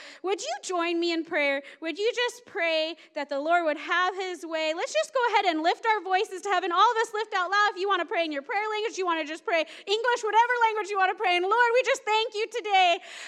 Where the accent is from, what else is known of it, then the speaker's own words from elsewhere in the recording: Seattle, Washington, United States; moved away; I came from the Seattle area.